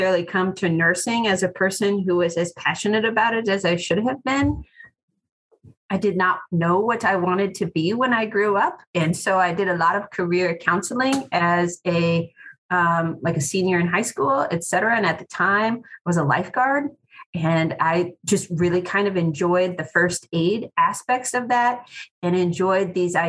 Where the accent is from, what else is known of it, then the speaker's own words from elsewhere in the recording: Bellevue, Nebraska, United States; I live probably 1 mile now from where I grew up. I went through the Bellevue Public Schools from kindergarten till senior high school